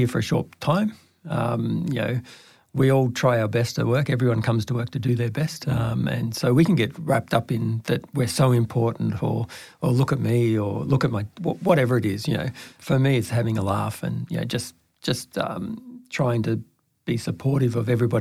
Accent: Stawell, Victoria, Australia; also born or lived in Grampians; I was born in Stawell, so I'm a bit of a country boy

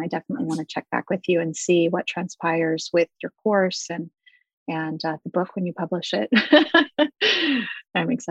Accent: Pacific Northwest, United States; I grew up in the Pacific Northwest

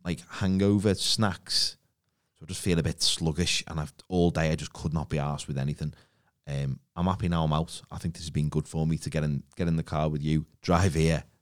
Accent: Liverpool, North West England, United Kingdom; accent: Scouse; my Scouse accent isn't particularly thick

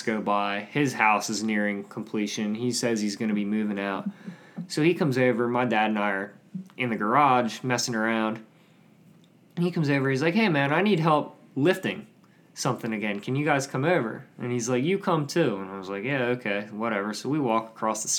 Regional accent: Manheim, Pennsylvania, United States; I'm from Mannheim

